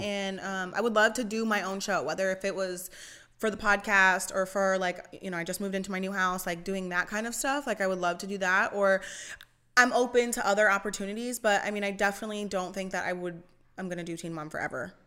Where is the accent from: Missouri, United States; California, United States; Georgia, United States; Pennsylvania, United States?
Pennsylvania, United States; moved away as an adult; also born or lived in Allentown, Pennsylvania / Dover, Delaware; now in Delaware, United States; I'm from Pennsylvania. I lived in North East Pennsylvania